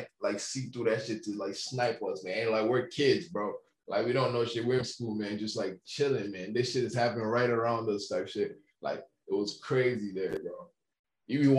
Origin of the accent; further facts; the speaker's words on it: Nigeria; moved away as an adult; Nigeria, man. I literally spent the first 17 years of my life there